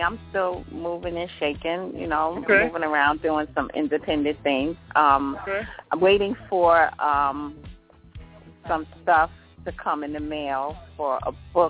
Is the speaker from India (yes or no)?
no; Youngstown, Ohio, United States; born there; Because I was born in Youngstown, Ohio, and so was my sister. My parents came there to New York from Ohio.